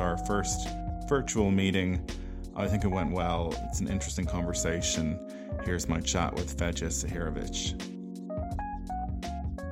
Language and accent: English; Ireland; I'm an Irish filmmaker and actor